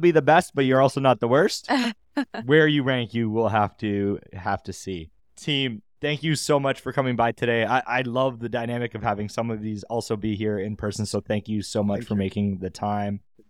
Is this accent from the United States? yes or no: no; Canada; we're all Canadian